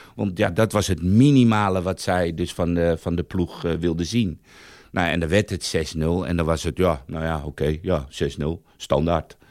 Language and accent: Dutch; Weesp, North Holland, Netherlands; also born or lived in Bijlmer, Amsterdam Zuidoost; Ik zelf kwam eigenlijk uit de Bijlmer eh, tot mijn tiende in Amsterdam Zuidoost. En na mijn tiende heb ik in Weesp gewoond